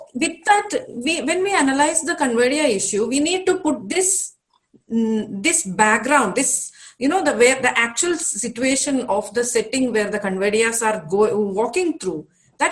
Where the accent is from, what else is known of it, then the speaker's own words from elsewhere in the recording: Malabar, Kerala, India; I'm from Malabar